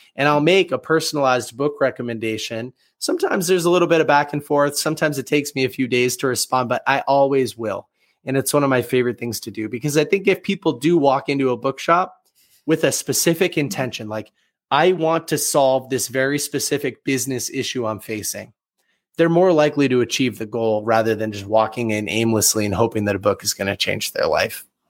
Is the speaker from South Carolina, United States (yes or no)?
no; Boston, Massachusetts, United States; born and raised in the Boston, Massachusetts area